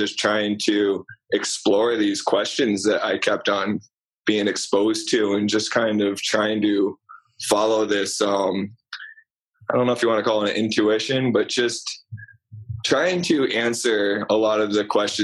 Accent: Vermont, United States; also born or lived in Rhode Island; I grew up in Vermont. I went to high school in Vermont

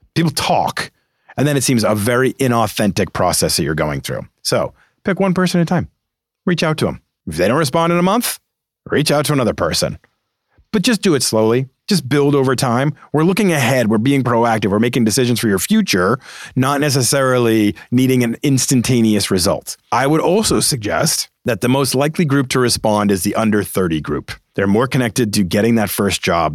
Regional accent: Boston, Massachusetts, United States; I'm a Boston guy. I grew up in Boston.

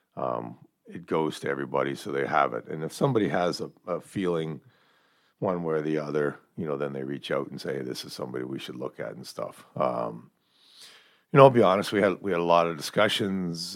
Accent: Sault Ste. Marie, Ontario, Canada; the junior team in my hometown.

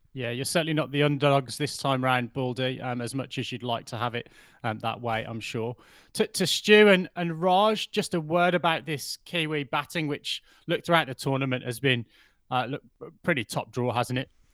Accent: England, United Kingdom; as an Englishman

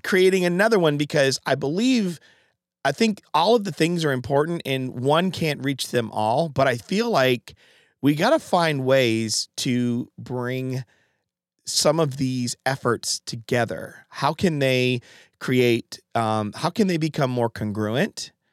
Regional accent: Connecticut, United States; moved away; I'm from Connecticut

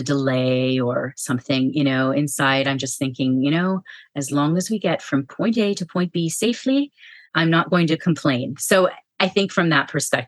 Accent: California, United States; also born or lived in Switzerland; I grew up in the United States

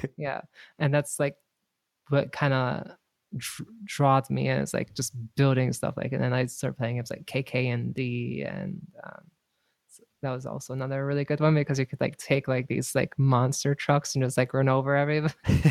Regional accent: North Dakota, United States; moved away; North Dakota

